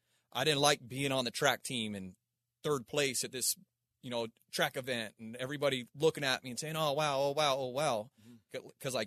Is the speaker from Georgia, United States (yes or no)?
no; Palmdale, California, United States; also born or lived in Aurora, Colorado; So I started over in Palmdale, Lancaster. Mm-hmm. That's like, you know, while I was born in Aurora, Colorado, my dad was and this is part of my story, man.